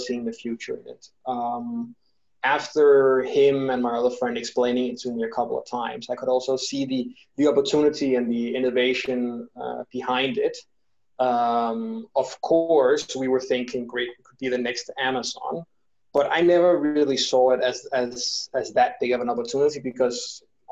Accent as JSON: {"language": "English", "country": "Denmark", "also_born_or_lived": "London, United Kingdom", "moved": "yes", "lives_now": "Bogota, Colombia", "said": "I'm originally from Denmark."}